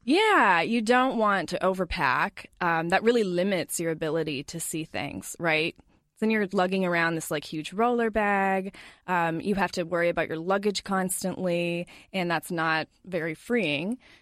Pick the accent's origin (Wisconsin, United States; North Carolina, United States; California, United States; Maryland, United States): Wisconsin, United States; La Crosse; moved away as an adult; also born or lived in Georgia; now in Twin Cities, United States; we moved up to Wisconsin when I was about four or five years old